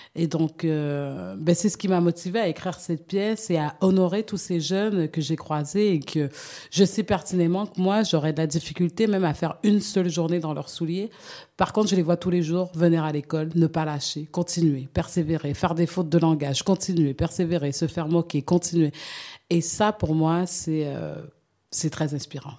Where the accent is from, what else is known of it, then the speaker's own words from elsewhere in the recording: Canada; moved away as an adult; now in French Guiana; j'ai grandi au Canada